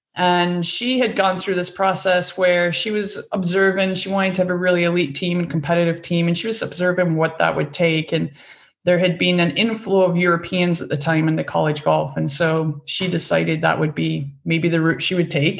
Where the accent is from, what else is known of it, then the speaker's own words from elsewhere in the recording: Scotland, United Kingdom; moved away as an adult; I grew up in Scotland on a farm.